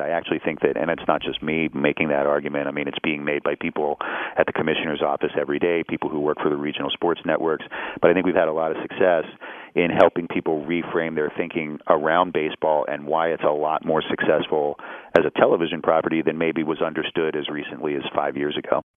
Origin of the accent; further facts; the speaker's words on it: Pittsburgh, Pennsylvania, United States; moved away as an adult; also born or lived in Columbia, Missouri; when I grew up in Pittsburgh, I grew up um, very much in the center city